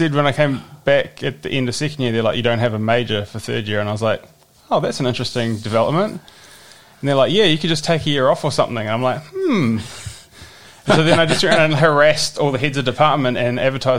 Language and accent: English; Pukekohe, Auckland, New Zealand